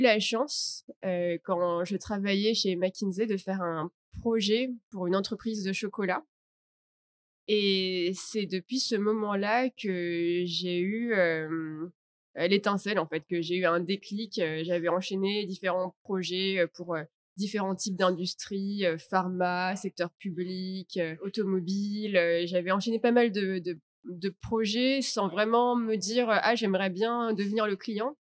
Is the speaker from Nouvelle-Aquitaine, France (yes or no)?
no; Paris, Île-de-France, France; moved away as an adult; now in Vietnam; je suis de Paris, donc je suis française.